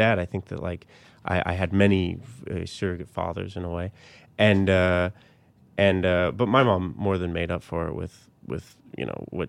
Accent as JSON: {"language": "English", "town": "Colorado Springs", "region": "Colorado", "country": "United States", "tie": "born or raised there", "also_born_or_lived": "Littleton", "said": "Colorado Springs and Littleton."}